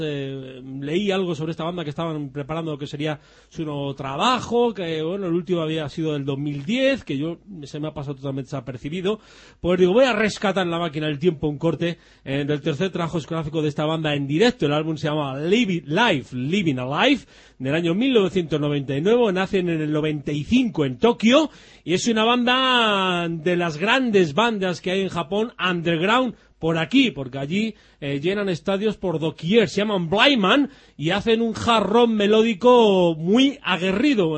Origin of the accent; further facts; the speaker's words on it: near San Sebastián, Basque Country, Spain; donde yo nací, en Donosti